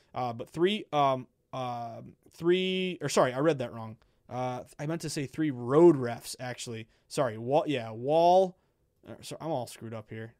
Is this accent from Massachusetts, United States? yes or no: yes; Boston, Massachusetts, United States; we're both from Boston, or both from Mass